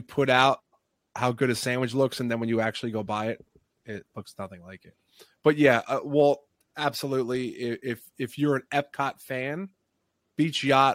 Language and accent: English; New Jersey, United States; we're from Jersey. So, I spend my summers down in Jersey Shore